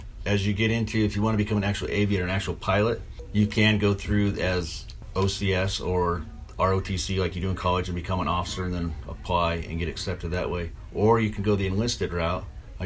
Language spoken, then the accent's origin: English; Elko, Nevada, United States; I was born and raised here in Elko